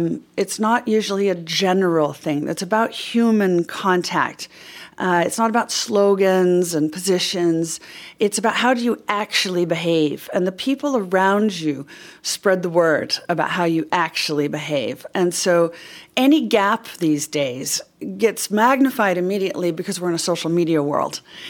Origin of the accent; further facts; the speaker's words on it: United States; I'm an American